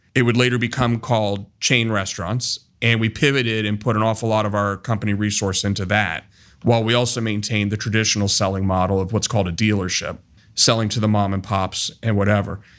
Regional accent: Columbus, Ohio, United States; I was born and raised here in Columbus

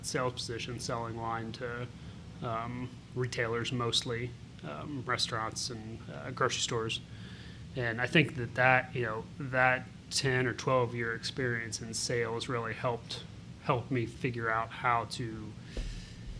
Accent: Columbus, Ohio, United States; I grew up in Columbus, lived here all my life

